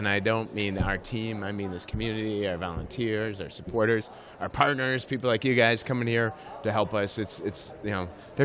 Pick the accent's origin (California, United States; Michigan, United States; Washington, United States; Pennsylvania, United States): Michigan, United States; Livonia; I grew up down in Detroit area. Livonia, Westland area. Yeah, I grew up down there